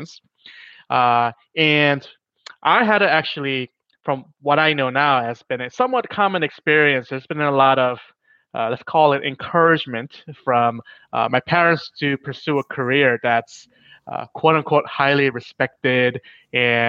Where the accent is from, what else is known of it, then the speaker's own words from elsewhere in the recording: New York, United States; I was born in New York to immigrant parents